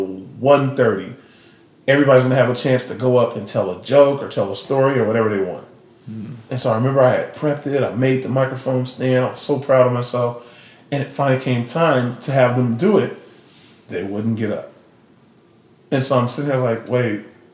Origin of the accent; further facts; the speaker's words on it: Austin, Texas, United States; I'm from Austin, and so I live here